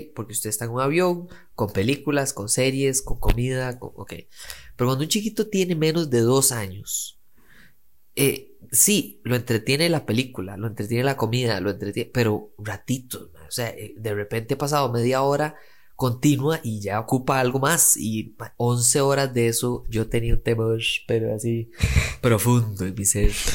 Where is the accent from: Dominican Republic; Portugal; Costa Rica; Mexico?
Costa Rica